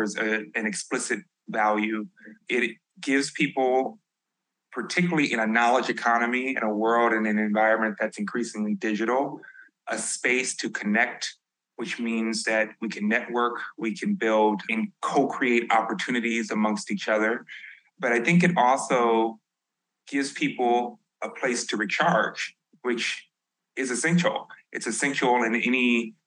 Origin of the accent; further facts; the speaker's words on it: Chicago, Illinois, United States; I'm from the South Side of Chicago